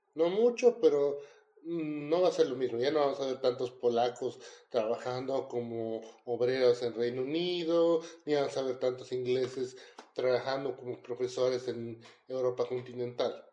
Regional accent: Bolivia; como los bolivianos acá con los chilenos, no nos podíamos ver

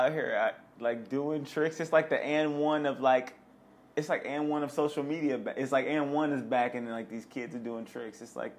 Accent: Midwest, United States; now in Los Angeles, United States; we're from the Midwest, by the way. I've only been here 2 years.

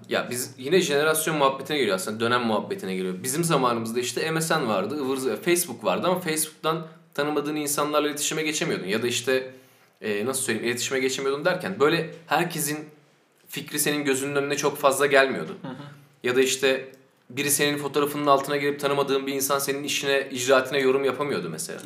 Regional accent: Sakarya, Turkey; ben Sakarya'da doğup büyüdüm.

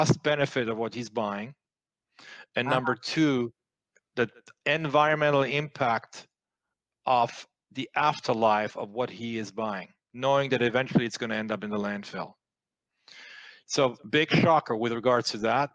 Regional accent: France; English is a second language; moved away as an adult; growing up in France

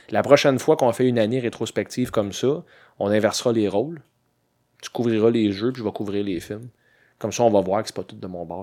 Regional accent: Quebec, Canada

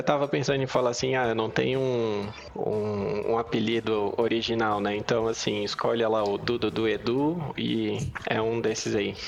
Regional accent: Blumenau, Santa Catarina, Brazil; moved away as an adult; now in Lisbon, Portugal; eu sou natural de Blumenau, Santa Catarina. Moro aqui em Lisboa tem um ano e meio

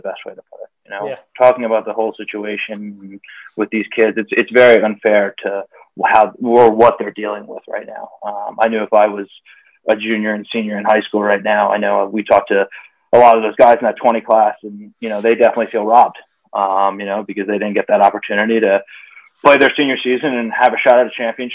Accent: Manhasset, New York, United States; moved away as an adult; also born or lived in Stamford, Connecticut / Connecticut; now in Virginia, United States; I'm originally from Manhasset, Long Island

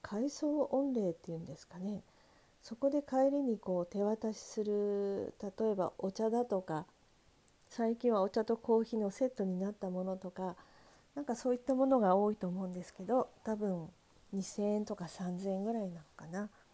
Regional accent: Sendai, Miyagi, Japan; moved away; 私はあの仙台出身なんですけれども

